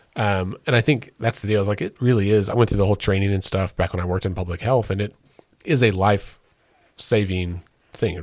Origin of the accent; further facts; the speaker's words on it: Oklahoma, United States; we are proud to say we're from Oklahoma